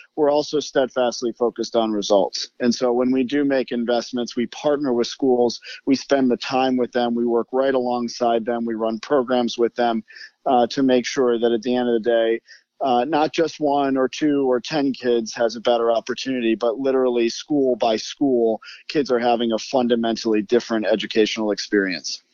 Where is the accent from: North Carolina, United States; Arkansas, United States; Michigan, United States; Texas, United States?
Michigan, United States; Detroit; moved away as an adult; also born or lived in New York / Chicago; Detroit again, uh, which is my hometown